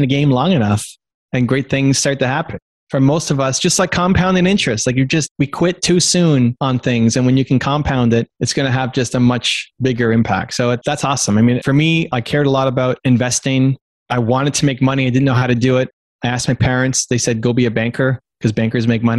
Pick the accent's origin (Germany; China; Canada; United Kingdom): Canada; I'm Canadian